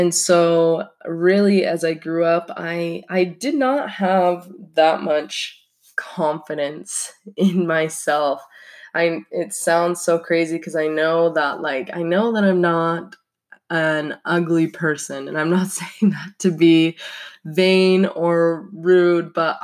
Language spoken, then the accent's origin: English; Salt Lake City, Utah, United States; moved away as an adult; now in Pocatello, United States; I was raised in Salt Lake City, Utah